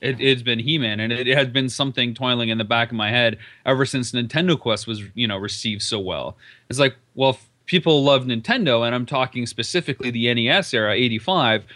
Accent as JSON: {"language": "English", "town": "London", "region": "Ontario", "country": "Canada", "moved": "yes", "lives_now": "Las Vegas, United States", "said": "I'm from London, Ontario"}